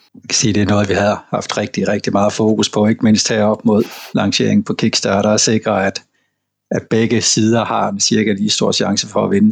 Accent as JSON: {"language": "Danish", "area": "Southern Jutland", "region": "Southern Denmark", "country": "Denmark", "tie": "born or raised there", "said": "Jeg er simpelthen indfødt sønderjyde, og det betød, at vi havde let adgang til små, simple spil fra, fra Tyskland, da jeg var barn"}